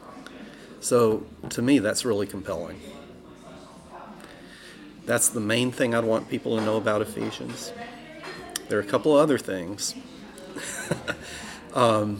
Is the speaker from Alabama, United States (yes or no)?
yes; Alabama, United States; moved away; I grew up in Alabama